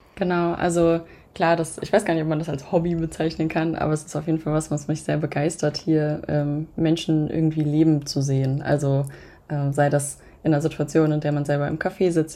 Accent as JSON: {"language": "German", "area": "near Hanover", "region": "Lower Saxony", "country": "Germany", "moved": "as an adult", "lives_now": "Berlin, Germany", "said": "Ich komme eigentlich aus der Nähe von Hannover"}